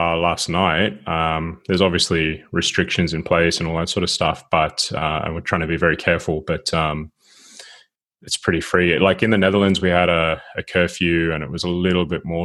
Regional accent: Sydney, New South Wales, Australia; moved away as an adult; now in Gothenburg, Sweden; I'm originally from Sydney

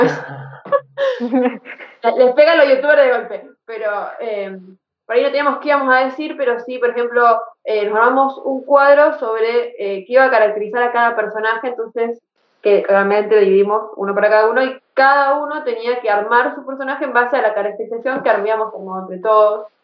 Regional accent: Rosario, Santa Fe, Argentina; nosotros somos de Rosario, Santa Fe

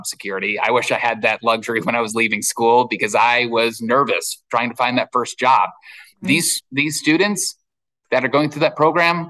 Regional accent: the Hamptons, New York, United States; moved away; out in the Hamptons, where I'm from

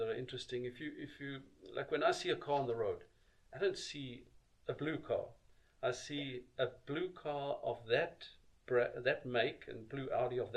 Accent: South Africa; moved away as an adult; I grew up in South Africa

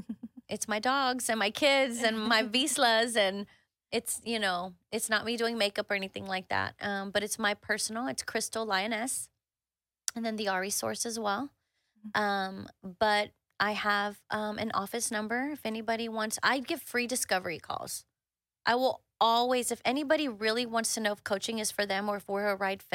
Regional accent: Monterrey, Nuevo León, Mexico; You know, I am from Monterrey. Well, close to Monterrey.

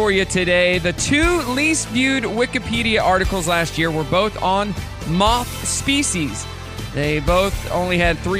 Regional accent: Southwest City, Missouri, United States; So I grew up in Southwest City, Missouri, which 30 seconds from my house, you could be in Southwest City, Missouri, Arkansas, and Oklahoma.

